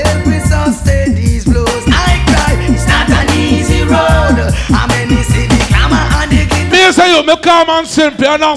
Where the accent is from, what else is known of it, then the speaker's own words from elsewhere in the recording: Guyana; I come from Burbies. You understand? Burbies is a little place down in Guyana.